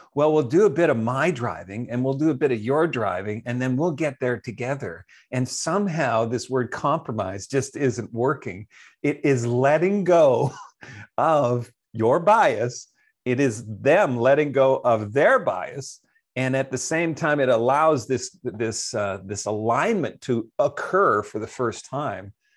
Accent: Canada; I'm from Canada

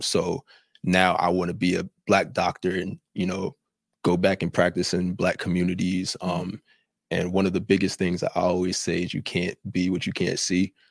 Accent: New Jersey, United States; I'm from Jersey, not even from out here

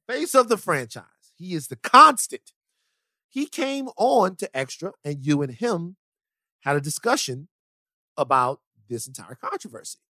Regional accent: South Louisiana, United States; I am from South Louisiana

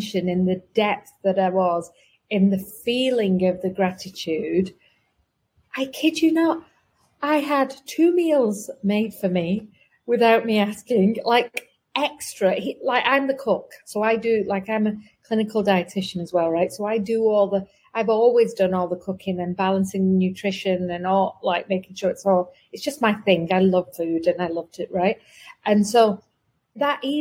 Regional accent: England, United Kingdom; I'm from England

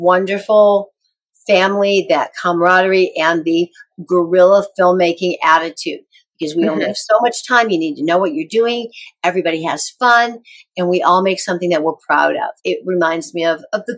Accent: Rockford, Illinois, United States; moved away; I'm going back to Rockford, Illinois, my hometown.

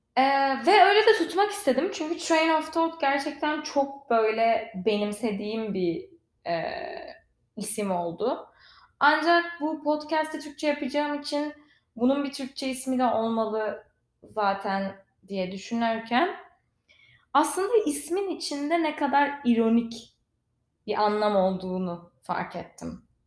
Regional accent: İzmir, Turkey; moved away as an adult; also born or lived in Istanbul; now in Los Angeles, United States; ben İzmirliyim.

